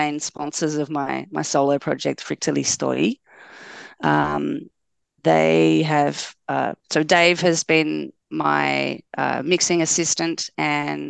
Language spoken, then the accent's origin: English; Tasmania, Australia; now in Melbourne, Australia; I'm originally from Tasmania